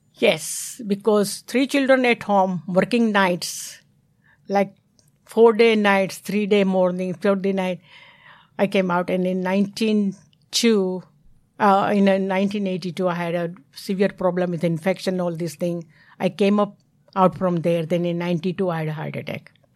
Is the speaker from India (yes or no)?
yes; Mumbai, Maharashtra, India; English is a second language; moved away as an adult; now in United States; I'm not red Indian. I'm from India